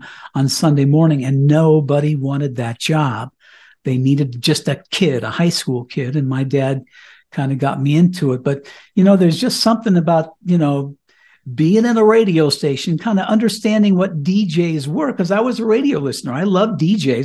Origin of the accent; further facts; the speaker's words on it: Cañon City, Colorado, United States; moved away as an adult; now in Colorado, United States; I was a regular high school kid living in my hometown of Canyon City, Colorado